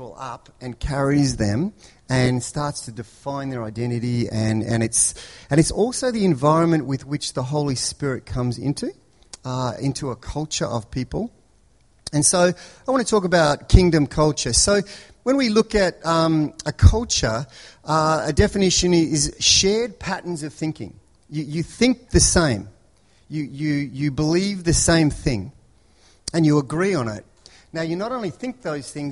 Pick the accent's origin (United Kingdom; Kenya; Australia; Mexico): Australia; Melbourne, Victoria; moved away; I grew up in Melbourne